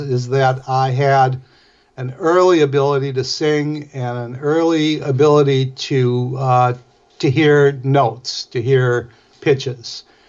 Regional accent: Milwaukee, Wisconsin, United States; I'm from Milwaukee

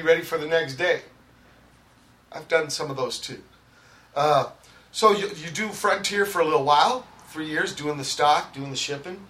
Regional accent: San Pedro, California, United States; we're from Pedro, and there ain't no punk scene, man

